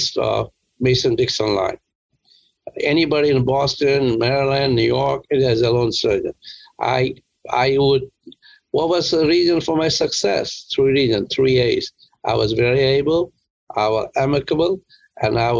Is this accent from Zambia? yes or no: no; India; moved away as an adult; also born or lived in Worcester, Massachusetts; now in United States; I grew up in India